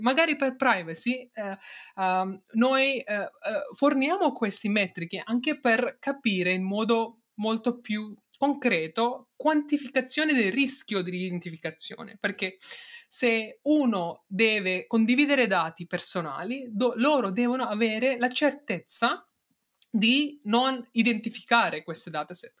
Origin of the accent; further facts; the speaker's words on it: India; Italian is a second language; moved away as an adult; also born or lived in Netherlands; now in Turin, Italy; sono nata in India, ho fatto mio, diciamo, i prim, primi anni di studio fino al mio triennale lì